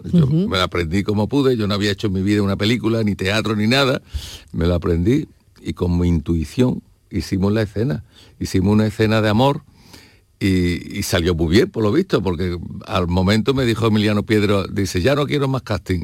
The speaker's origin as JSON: {"language": "Spanish", "town": "Seville", "region": "Andalusia", "country": "Spain", "accent": "Andalusian", "moved": "yes", "lives_now": "Madrid, Spain", "said": "yo acababa de llegar de Sevilla, mi acento era muy andaluz, bueno, como ahora"}